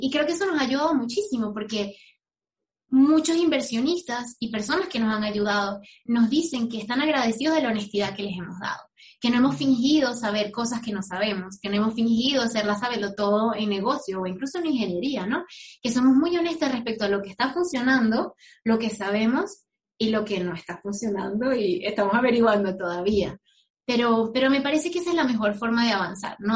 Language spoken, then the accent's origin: Spanish; Venezuela; moved away as an adult; now in United States; yo me fui de Venezuela